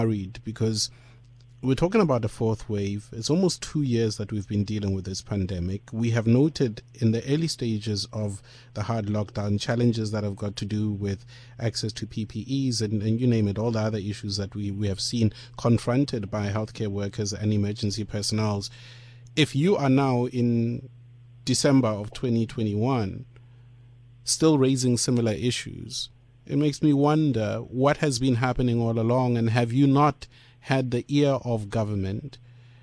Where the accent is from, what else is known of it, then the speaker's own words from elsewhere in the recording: South Africa; as a South African